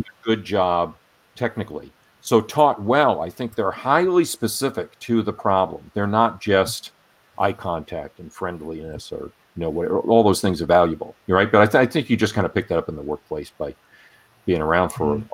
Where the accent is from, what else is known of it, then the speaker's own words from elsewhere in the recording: Rhode Island, United States; I grew up in Rhode Island